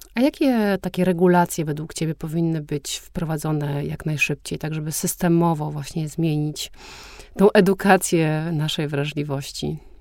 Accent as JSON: {"language": "Polish", "town": "Warsaw", "region": "Masovian Voivodeship", "country": "Poland", "said": "ja nie lubię Warszawy, mimo że jestem stąd i mieszkam tutaj"}